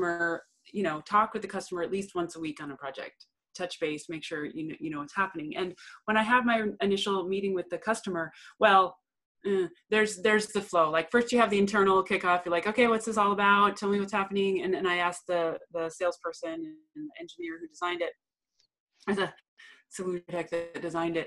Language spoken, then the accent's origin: English; Alaska, United States; I'm actually born and raised in Alaska.